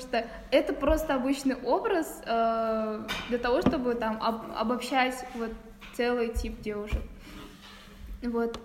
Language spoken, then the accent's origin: Russian; Kazakhstan; у нас в Казахстане